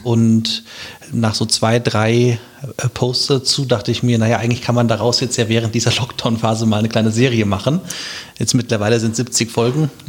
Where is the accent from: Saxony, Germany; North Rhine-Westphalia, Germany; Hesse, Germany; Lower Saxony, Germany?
Hesse, Germany; Wiesbaden; moved away as an adult; also born or lived in Munich / Mainz; ich bin äh, auch Wiesbadener äh, von Geburt an und auch ähm, stolzer Wiesbadener